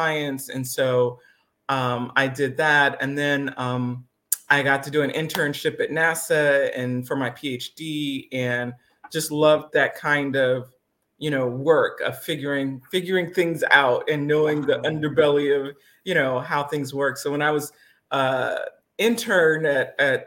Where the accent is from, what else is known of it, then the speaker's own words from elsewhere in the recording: Alabama, United States; also born or lived in Detroit, Michigan / Bahamas; we moved to Alabama, which was a culture shock in and of itself